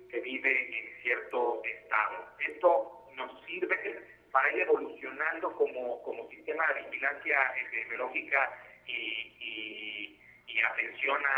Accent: Mexico

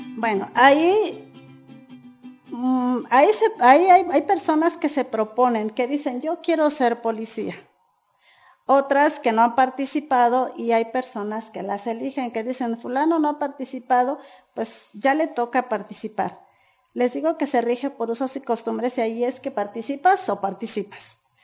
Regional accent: San Diego Buenavista, Mexico; Soy originaria de San Diego Buenavista, mejor conocida como la Ruta de las Berries

